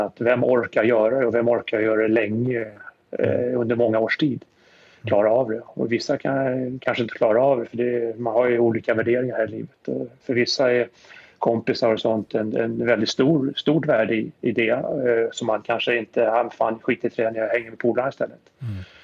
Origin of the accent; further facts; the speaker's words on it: Stockholm, Stockholm County, Sweden; moved away as an adult; now in New Jersey, United States; Jag är född på Östermalm. Eh, bodde, flyttade från Östermalm till Tensta